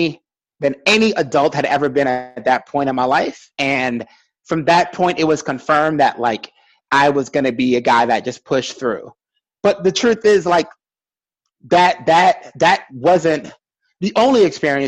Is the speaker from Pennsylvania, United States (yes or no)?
no; New York City, New York, United States; I'm still from Brooklyn